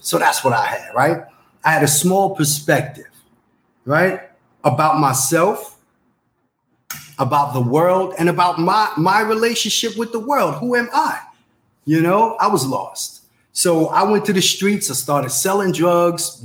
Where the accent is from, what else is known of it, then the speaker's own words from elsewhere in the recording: New York City, New York, United States; I'm from the Bronx, New York. I'm an 80s baby.